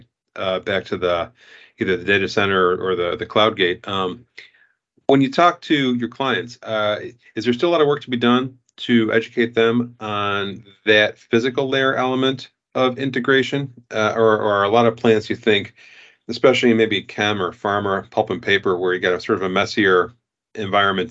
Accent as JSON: {"language": "English", "town": "Chicago", "region": "Illinois", "country": "United States", "tie": "born or raised there", "said": "In my hometown here in Chicago"}